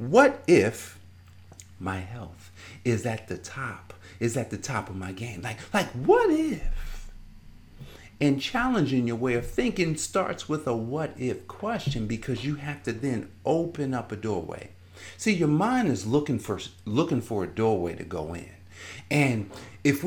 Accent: Newark, New Jersey, United States; I grew up in Newark, New Jersey

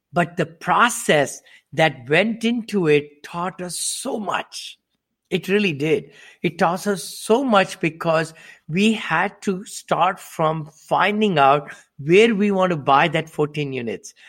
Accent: India; moved away as an adult; also born or lived in Ohio, United States; now in Danville, United States; I'm from India originally. I came to this country with seven dollars in my pocket

